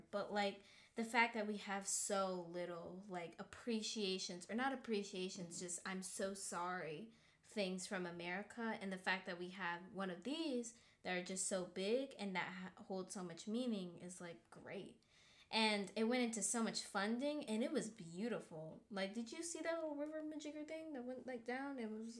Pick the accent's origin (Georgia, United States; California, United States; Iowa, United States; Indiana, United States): Georgia, United States; But we're also from Georgia